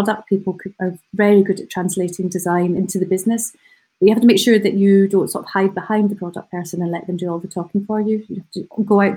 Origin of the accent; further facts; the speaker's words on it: United Kingdom; as British people